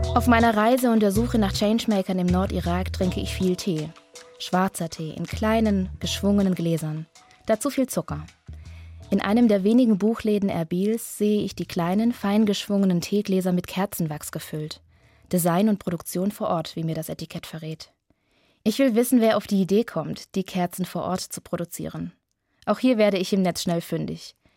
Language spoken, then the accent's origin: German; Germany; Ich bin aus Deutschland